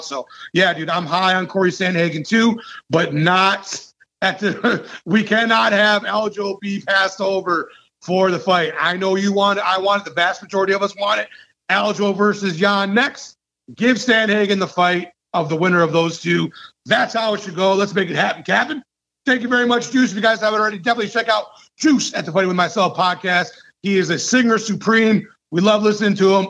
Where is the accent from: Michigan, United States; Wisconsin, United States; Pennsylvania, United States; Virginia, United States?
Michigan, United States; I'm from Michigan